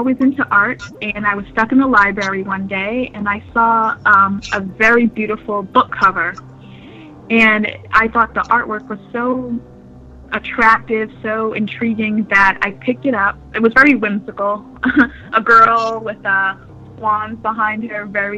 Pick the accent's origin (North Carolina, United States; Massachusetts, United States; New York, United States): New York, United States; moved away as an adult; now in New Hampshire, United States; I'm originally from New York, and I've been living in New Hampshire for the last 5 years or so. So I went from being a city girl